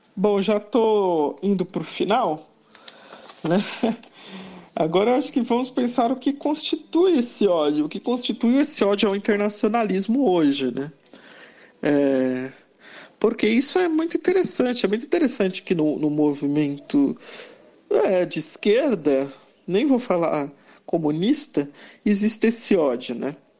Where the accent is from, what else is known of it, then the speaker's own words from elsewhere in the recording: Brazil; nós somos brasileiros